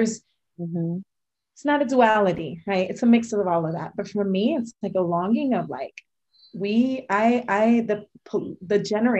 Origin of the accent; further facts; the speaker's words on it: Tampa, Florida, United States; as someone who grew up in the US, I grew up in Tampa, and I had that experience of returning home and then leaving again and returning home, I learned really well to assimilate.